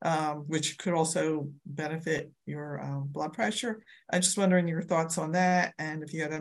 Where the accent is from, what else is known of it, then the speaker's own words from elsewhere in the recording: Philadelphia suburbs, Pennsylvania, United States; I am from Philadelphia, PA suburbs.